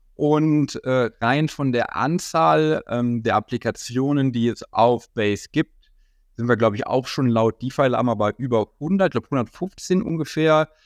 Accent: near Bonn, North Rhine-Westphalia, Germany; in Bonn, äh, das ist in der Nähe von meiner Heimatstadt

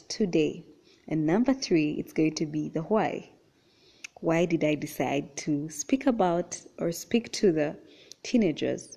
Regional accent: Uganda; I was born and raised in Uganda.

